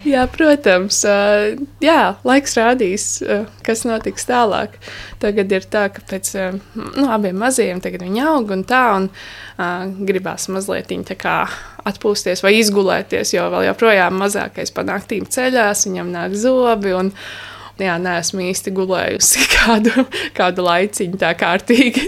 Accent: Valmiera, Valmiera Municipality, Latvia; moved away as an adult; now in Stāķi, Latvia; es esmu valmieriete, un uh, es tā kā iepriecējos šeit pirms septiņiem gadiem

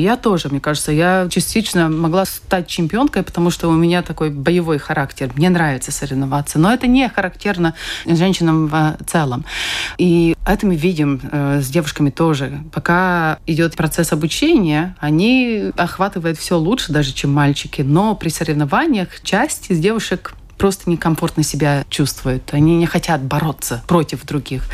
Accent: Kuldīga, Kuldīga Municipality, Latvia; я сама из Кулдыги, я занималась шахматами

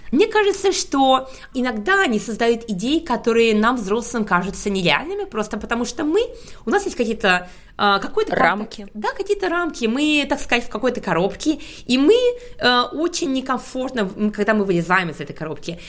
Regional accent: Ufa, Bashkortostan, Russia; moved away as an adult; also born or lived in Stuttgart, Germany / Munich, Germany / Hamburg, Germany; now in London, United Kingdom; я родилась э, в Уфе, где я проучилась, а, выучилась на химика

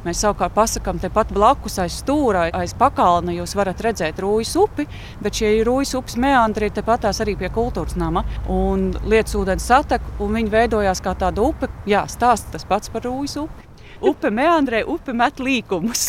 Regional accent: Riga, Latvia; Rīgas šausmīgi mīlu, tā ir mana dzimtā pilsēta.

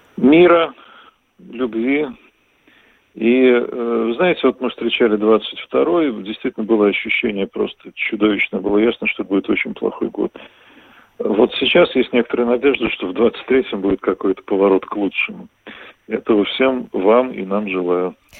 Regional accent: Moscow, Russia; moved away as an adult; now in Vilnius, Lithuania; москвичи бывшими не бывают

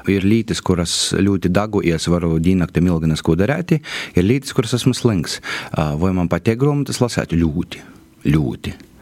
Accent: Kārsava, Latgale, Latvia; accent: Latgalian; es esmu no Korsovas

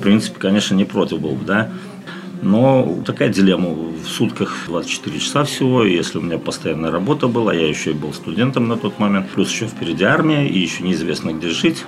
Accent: Daugavpils, Latgale, Latvia; also born or lived in Riga, Latvia / Saint Petersburg, Russia; сам я ну, вырос в Даугупилсе

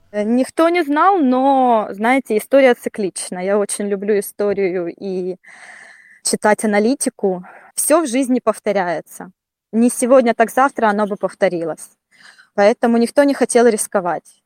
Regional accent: Donetsk, Donetsk Oblast, Ukraine; moved away as an adult; Я сама из Донецка

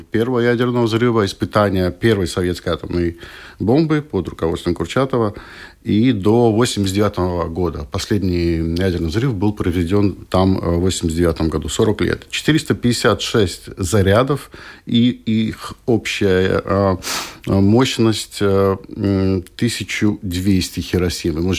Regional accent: Latvia; Их было двое. И вот э, мы двое из Латвии.

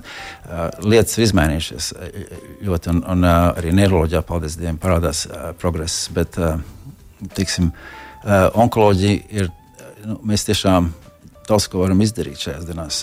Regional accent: Latvia; moved away as an adult; also born or lived in Florida; now in United States; no, no Latvijas

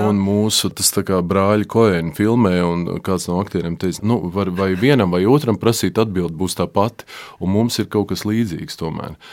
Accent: Jelgava, Zemgale, Latvia; accent: Jelgava dialect; Un ja es kā es to runātu, tai savā tajā savā nezinu, kā sauc. Jelgavas izloksnē, jā.

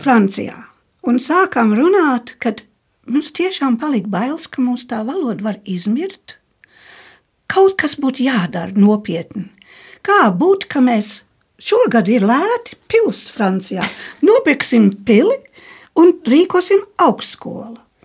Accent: near the Scottish border, northern England, United Kingdom; born or raised there; moved away as an adult; also born or lived in Germany; now in Latvia

